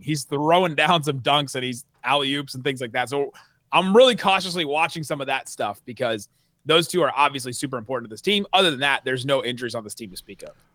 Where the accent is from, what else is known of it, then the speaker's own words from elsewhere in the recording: Cincinnati, Ohio, United States; now in Dallas, United States; I grew up in Cincinnati